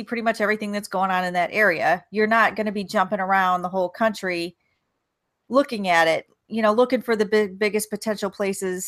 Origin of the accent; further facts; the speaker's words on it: near Cleveland, Ohio, United States; moved away; I grew up in near Cleveland